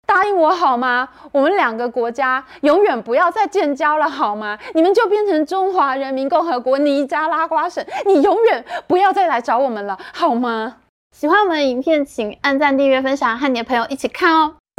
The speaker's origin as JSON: {"language": "Chinese", "country": "Taiwan", "said": "我们台湾人均是三万美元"}